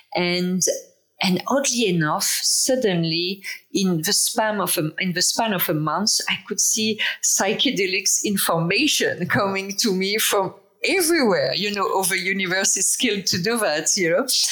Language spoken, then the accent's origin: English; France; English is a second language; moved away as an adult; now in Toronto, Canada; I'm from France originally. Um, I live in Toronto. I moved here 20 years ago.